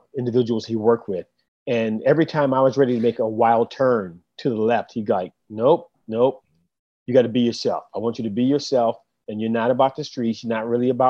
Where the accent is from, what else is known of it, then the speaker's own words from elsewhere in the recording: Oakland, California, United States; I grew up in Oakland in the 70s